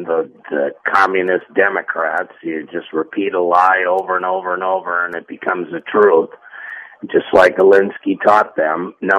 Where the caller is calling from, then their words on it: Tampa, Florida, United States; It's … in Tampa.